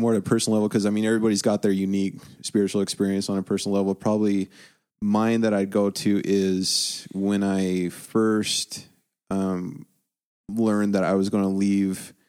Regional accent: United States; we're white, we're American

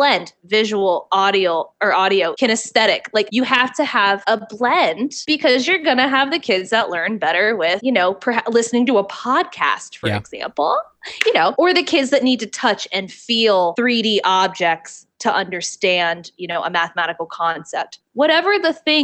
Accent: the South, United States; I'm from the South.

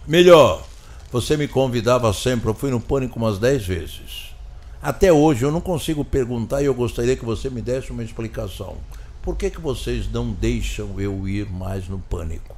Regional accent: Brazil; eu, como brasileiro

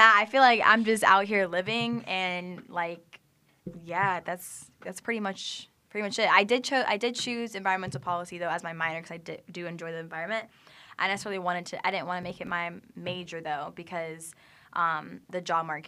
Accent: Jacksonville, Florida, United States; now in Tampa, United States; I am from Jacksonville, Florida

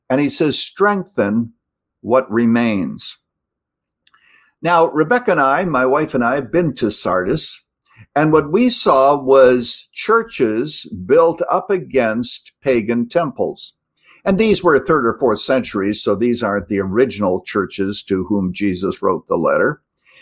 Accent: Canada; now in United States; I was born in Canada.

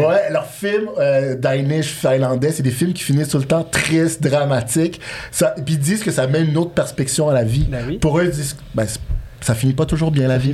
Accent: Montreal, Quebec, Canada; also born or lived in Bordeaux, France; en grandissant à Montréal, euh, j'étais allé habiter en France par la suite, en début de vingtaine, pour jouer à handball

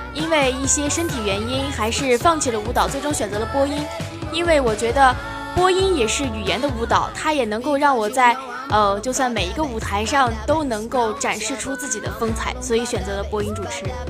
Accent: Jinan, Shandong, China; moved away as an adult; now in Tianjin, China; 我的家乡是在山东济南

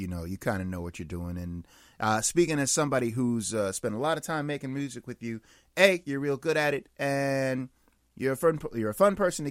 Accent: Pittsburgh, Pennsylvania, United States; now in Long Beach, United States; originally from Pittsburgh, Pennsylvania. I live in Long Beach, California right now. I've been in Long Beach, I've been in California, I should say, for a couple of decades at this point, but Pittsburgh is one of those places you never really stop being from.

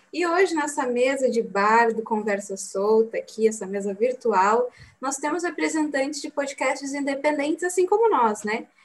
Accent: South Region, Brazil; Eu e a Alan somos aqui do Sul

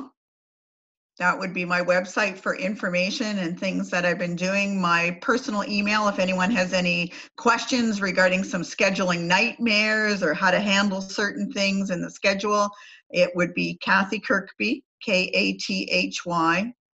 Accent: Canada; I'm Canadian

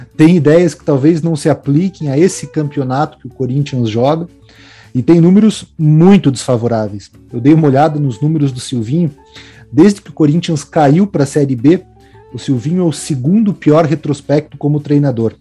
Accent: Brazil; enquanto brasileiros

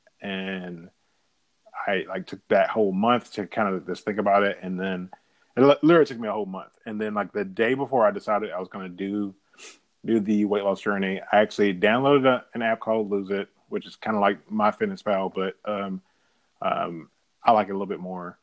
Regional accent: Memphis, Tennessee, United States; I was born on August 5th, 1980, in Memphis, Tennessee, in a hospital called Baptist at 6:37 p.m.

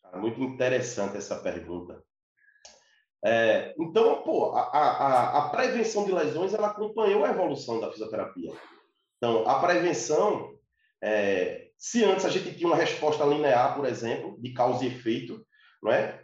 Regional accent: Recife, Pernambuco, Brazil; Eu sou de Recife, Pernambuco, Nordeste

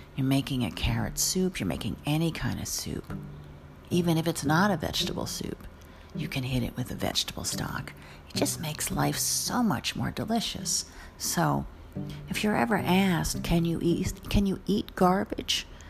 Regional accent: New Jersey, United States; I'm from New Jersey

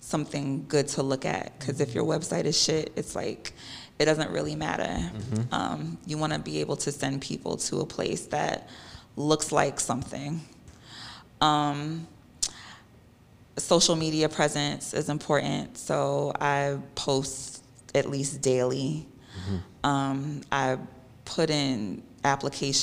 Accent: New York City, New York, United States; also born or lived in Long Island / New Hampshire; growing up in Queens

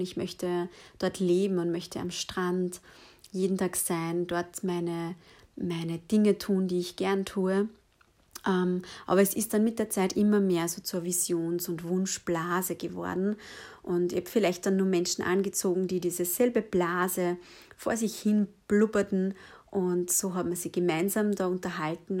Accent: Lower Austria, Austria; ich bin in, ähm, ja, in Niederösterreich aufgewachsen

